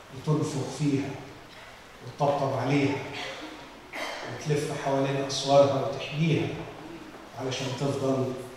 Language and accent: Arabic; Alexandria Governorate, Egypt; كاسكندراني باجي هنا زيارات